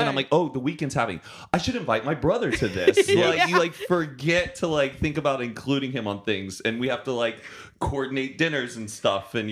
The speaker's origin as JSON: {"language": "English", "town": "Dallas", "region": "Texas", "country": "United States", "said": "I'm from Dallas."}